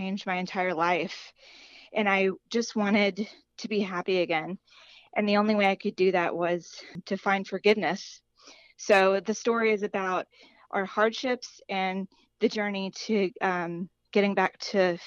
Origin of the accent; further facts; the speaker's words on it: Chattanooga, Tennessee, United States; now in Tampa, United States; I am originally from Chattanooga, Tennessee